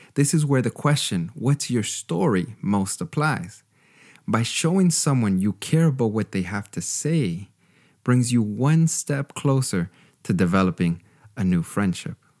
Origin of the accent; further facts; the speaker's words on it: Canada; moved away as an adult; also born or lived in Costa Rica / Texas; now in Germany; I grew up with in Canada